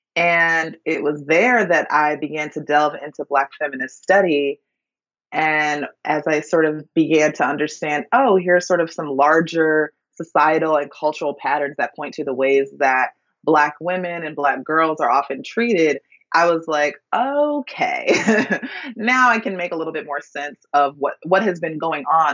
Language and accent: English; Minneapolis, Minnesota, United States; I grew up in Minneapolis, Minnesota